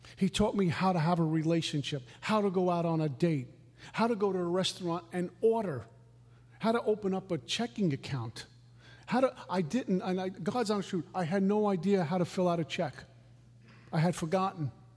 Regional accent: New York City, New York, United States; also born or lived in Minnesota; I was a new kid, a punk from Brooklyn.

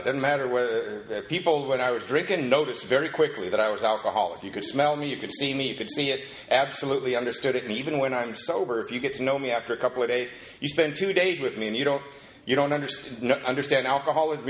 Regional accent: Covina, California, United States; also born or lived in Seattle, Washington; I'm from Covina, not West Covina

